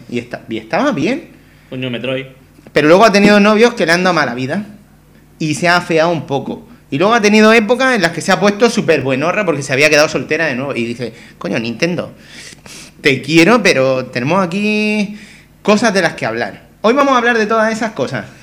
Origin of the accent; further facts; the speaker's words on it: Murcia, Region of Murcia, Spain; yo soy de Murcia.